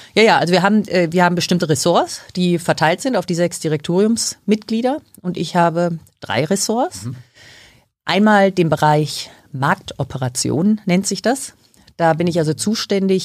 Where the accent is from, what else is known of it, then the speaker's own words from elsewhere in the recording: Dortmund, North Rhine-Westphalia, Germany; wurde in ähm, Dortmund geboren. Ja, ich bin da ähm, also aufgewachsen